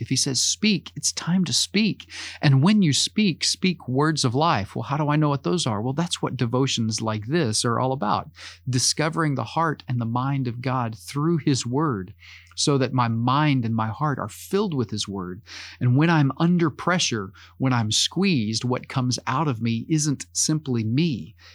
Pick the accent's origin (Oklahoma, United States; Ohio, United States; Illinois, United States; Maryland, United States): Oklahoma, United States; As an American, as someone who grew up in Oklahoma